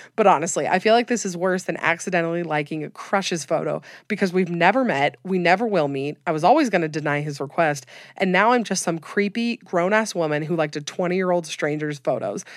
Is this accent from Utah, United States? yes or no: yes; Utah, United States; I'm from Utah, have lived here my whole life